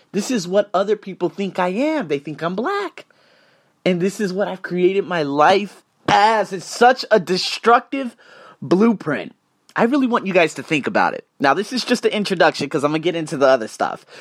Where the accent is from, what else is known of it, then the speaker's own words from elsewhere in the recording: Las Vegas, Nevada, United States; moved away; I'm from Las Vegas